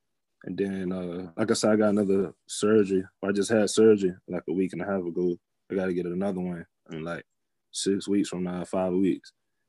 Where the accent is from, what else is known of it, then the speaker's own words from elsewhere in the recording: Florida, United States; moved away as an adult; now in New York, United States; I'm from Florida